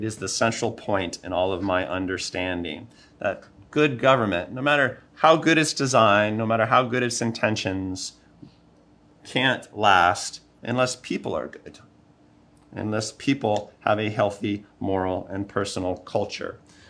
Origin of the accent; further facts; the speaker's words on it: United States; I'm very American that way.